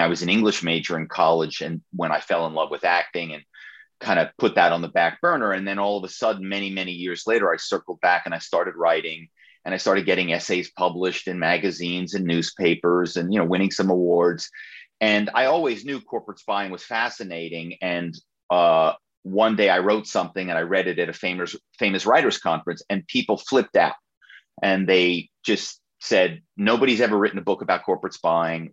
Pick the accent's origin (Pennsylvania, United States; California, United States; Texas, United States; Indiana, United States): Pennsylvania, United States; Philadelphia; my hometown is Philadelphia